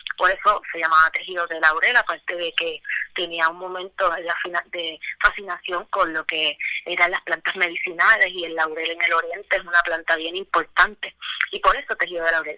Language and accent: Spanish; Puerto Rico; now in Cayey, Puerto Rico; Yo soy original del Bonito